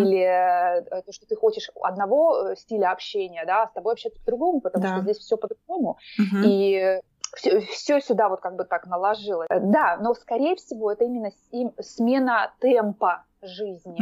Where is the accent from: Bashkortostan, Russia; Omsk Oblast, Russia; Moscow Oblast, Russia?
Omsk Oblast, Russia; Omsk; moved away as an adult; also born or lived in Moscow; now in Oslo, Norway; я из России, я жила последние 7 лет, я жила в Москве и вообще родилась я в Омске. Угу. Я сибирячка